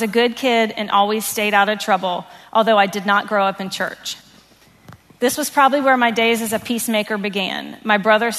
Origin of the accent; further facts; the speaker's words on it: Virginia Beach, Virginia, United States; also born or lived in Pennsylvania; My mom, stepdad, older brother, and I moved from Pennsylvania to Virginia Beach when I was about 5.